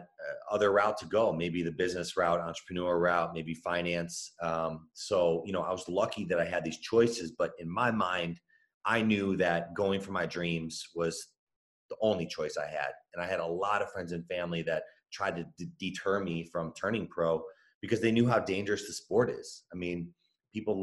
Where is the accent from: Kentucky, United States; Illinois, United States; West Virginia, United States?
Illinois, United States; Chicago; I was born and raised in Chicago